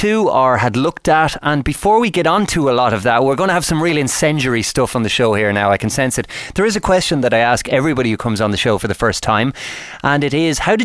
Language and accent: English; Ireland; Ireland, my home country